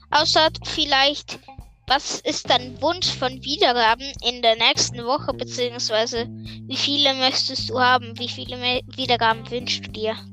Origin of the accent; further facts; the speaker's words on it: Switzerland; Also ich komme aus der Schweiz und ich bin im Moment elf. Im November werde ich zwölf.